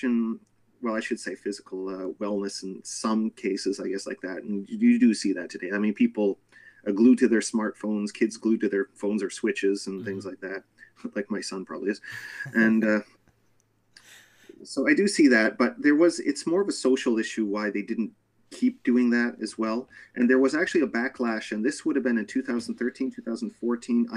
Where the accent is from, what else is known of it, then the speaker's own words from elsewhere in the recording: Canada; moved away as an adult; now in Japan; I grew up with arcades in Canada in the 80s